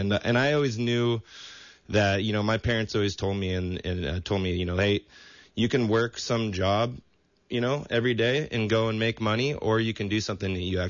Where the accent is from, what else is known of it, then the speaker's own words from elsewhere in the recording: Santa Cruz, California, United States; Growing up in Santa Cruz